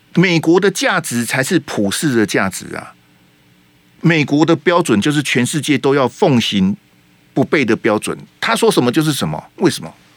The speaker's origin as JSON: {"language": "Chinese", "country": "Taiwan", "said": "是我们台湾人在服兵役"}